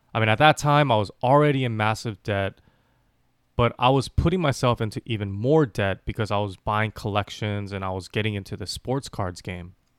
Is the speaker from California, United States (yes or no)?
yes; Los Angeles, California, United States; As a kid growing up in Los Angeles